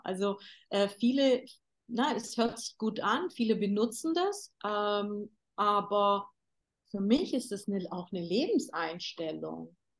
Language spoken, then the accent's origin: German; Germany; moved away as an adult; now in Istanbul, Turkey; Ich bin ja in Deutschland geboren